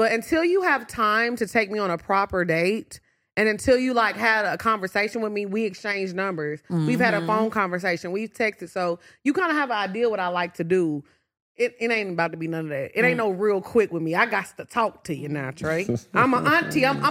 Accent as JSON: {"language": "English", "town": "Orange", "region": "Texas", "country": "United States", "tie": "born or raised there", "said": "I grew up in Orange, Texas."}